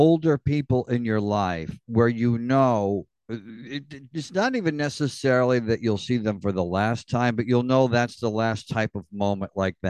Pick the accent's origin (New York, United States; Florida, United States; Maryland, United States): New York, United States; Elmira; born or raised there